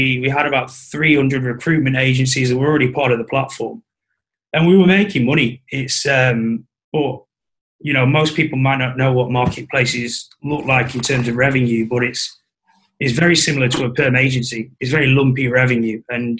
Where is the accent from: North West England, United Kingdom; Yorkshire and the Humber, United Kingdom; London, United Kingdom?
North West England, United Kingdom; Blackpool; Blackpool originally.